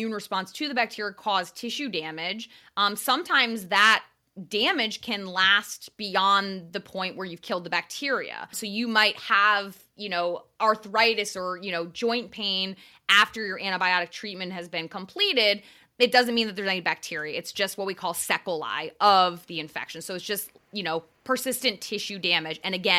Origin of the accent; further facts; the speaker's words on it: Northeast, United States; As I grew up in the Northeast, I've been inundated with misinformation.